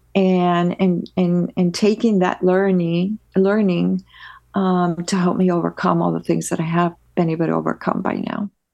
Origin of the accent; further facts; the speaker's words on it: Peru; now in United States; I am originally from Peru, South America, uh, born, born and raised, uh, with the rest of my family